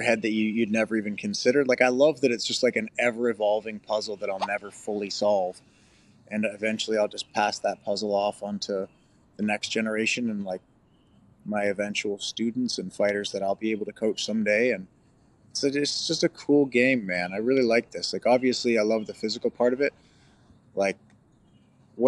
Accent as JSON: {"language": "English", "country": "Canada"}